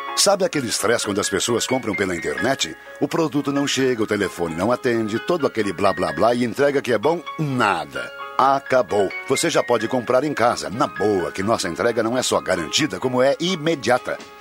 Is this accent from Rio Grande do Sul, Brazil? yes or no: yes; Cerro Alegre Baixo, Rio Grande do Sul, Brazil; de Cerro Alegre Baixo, minha terra natal